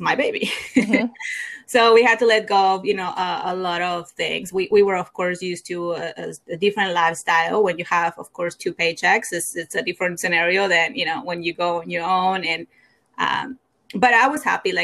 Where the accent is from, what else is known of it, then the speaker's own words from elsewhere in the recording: Mexico; English is a second language; moved away as an adult; now in United States; I grew up in Mexico. I moved to the U.S. probably like 15 years ago. And I did not, of course, speak the language